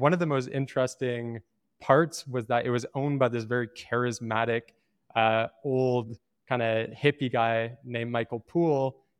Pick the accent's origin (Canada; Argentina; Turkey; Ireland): Canada; Toronto, Ontario; moved away as an adult; now in Medellin, Colombia; I'm from Toronto, Canada. I live in Medellin, Colombia.